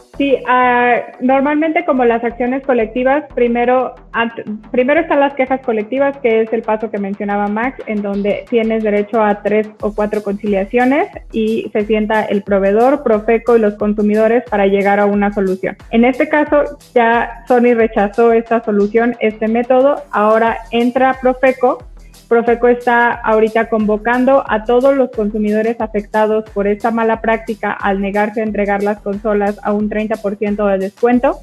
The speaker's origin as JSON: {"language": "Spanish", "country": "Mexico", "said": "yo soy mexicana"}